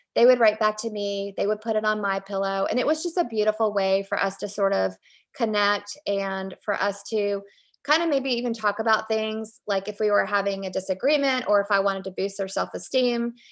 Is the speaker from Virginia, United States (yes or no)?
yes; Richmond, Virginia, United States; I grew up in Richmond, Virginia